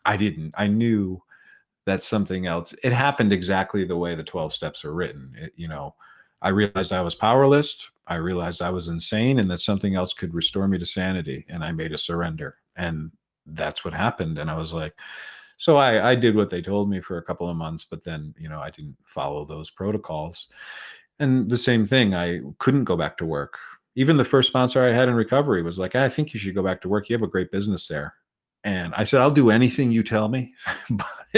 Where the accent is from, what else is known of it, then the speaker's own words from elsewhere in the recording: Connecticut, United States; moved away; The high school just started a team that year in my hometown, where I went to a private school